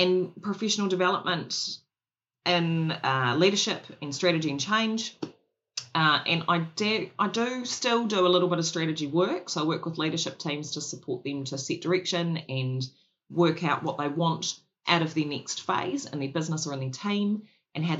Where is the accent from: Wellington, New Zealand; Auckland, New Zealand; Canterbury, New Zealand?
Canterbury, New Zealand; Christchurch; I grew up in Christchurch.